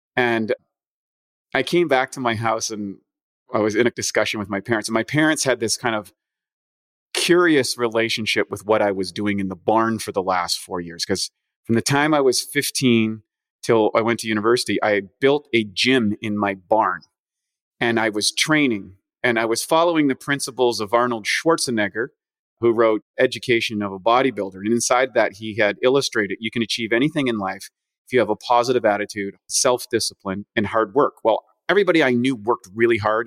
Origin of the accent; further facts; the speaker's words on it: Canada; now in United States; I'm from Canada originally